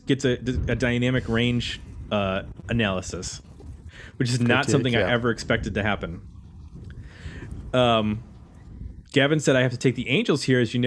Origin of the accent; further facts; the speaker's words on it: Canada; I'm going with … because I'm Canadian, and so are they.